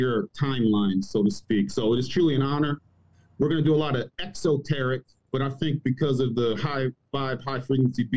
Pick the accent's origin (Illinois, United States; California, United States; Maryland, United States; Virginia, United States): Maryland, United States; moved away as an adult; also born or lived in Abu Dhabi / Germany / Georgia; now in Cartersville, Georgia, United States; I'm originally from Maryland.